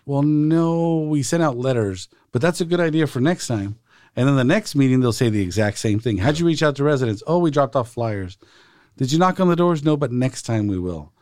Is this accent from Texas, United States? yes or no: no; Salinas, California, United States; I was born and raised here in Salinas